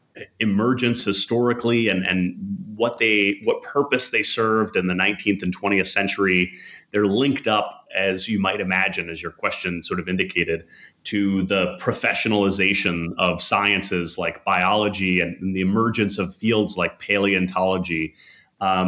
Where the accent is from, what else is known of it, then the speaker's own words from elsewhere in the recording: Minnesota, United States; I grew up in Minnesota